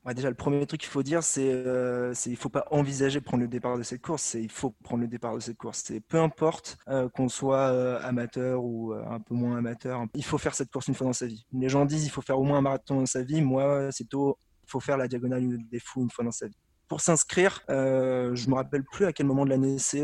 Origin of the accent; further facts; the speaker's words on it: Paris, Île-de-France, France; je suis parisien